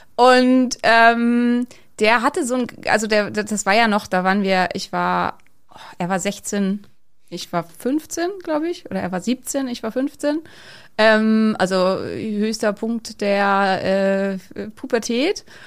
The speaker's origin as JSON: {"language": "German", "town": "Neumünster", "region": "Schleswig-Holstein", "country": "Germany", "said": "in Neumünster gibt's sowas sicher nicht, also wo ich herkomme"}